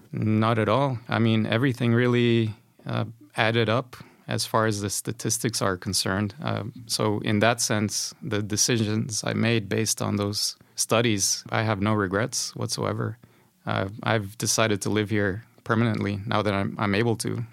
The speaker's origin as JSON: {"language": "English", "country": "Honduras", "tie": "born or raised there", "moved": "as an adult", "lives_now": "Sweden", "said": "I come from Honduras. It's a Central American country."}